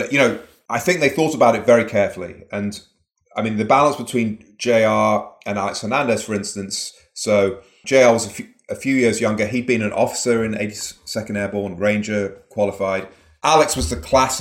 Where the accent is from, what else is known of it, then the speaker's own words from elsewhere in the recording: Manchester, North West England, United Kingdom; moved away; I grew up in Manchester in the northwest of England, sort of grim industrial city, sort of like the Detroit of England or something.